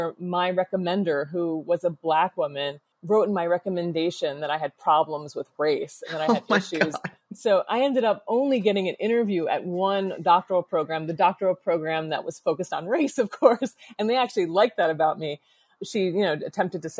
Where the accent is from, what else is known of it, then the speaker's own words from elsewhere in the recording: Scranton, Pennsylvania, United States; moved away; also born or lived in New York City; I grew up most of my childhood in Scranton, Pennsylvania